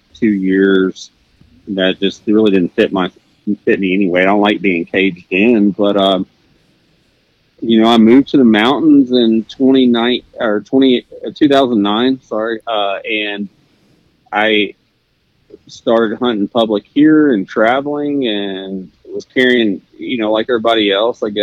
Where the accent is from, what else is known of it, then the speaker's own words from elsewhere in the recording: Arkansas, United States; moved away; I grew up in Arkansas, and I grew up really poor, and you know, we just hunted public land.